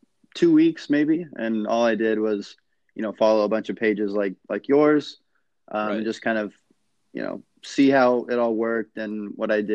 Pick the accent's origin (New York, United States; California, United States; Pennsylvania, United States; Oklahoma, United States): California, United States; Sacramento; I'm loyal to my hometown. So I've been a Kings fan for, 20 plus years